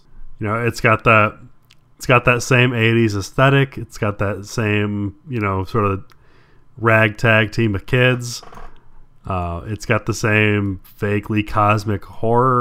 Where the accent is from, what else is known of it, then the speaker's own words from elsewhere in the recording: Midwest, United States; I'm from the Midwest.